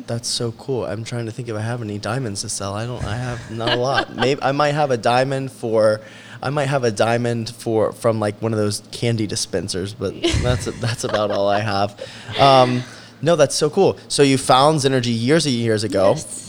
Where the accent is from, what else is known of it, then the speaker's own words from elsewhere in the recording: Charleston, West Virginia, United States; I grew up half in Charleston and half in South Charleston